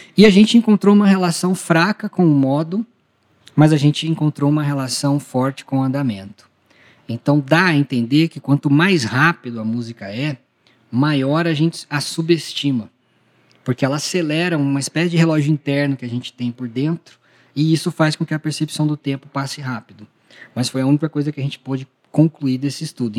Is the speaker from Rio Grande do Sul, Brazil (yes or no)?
no; Ribeirão Preto, São Paulo, Brazil; lá em Ribeirão Preto, que é a minha cidade natal